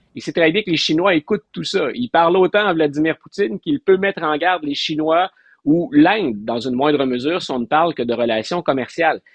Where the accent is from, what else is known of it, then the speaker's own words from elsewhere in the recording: Quebec, Canada; comme Québécois